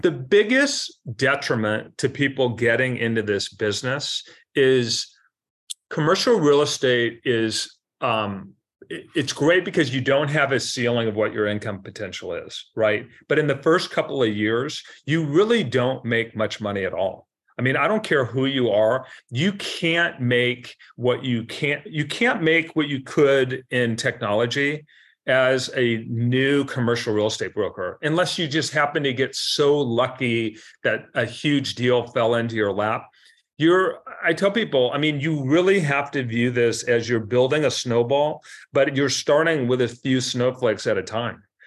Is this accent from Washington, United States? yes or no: yes; Seattle, Washington, United States; now in Mercer Island, United States; I grew up in South Seattle, so Mount Baker, Mount Baker